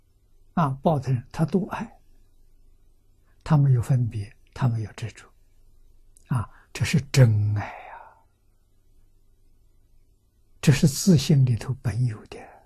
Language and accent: Chinese; China; 我们中国人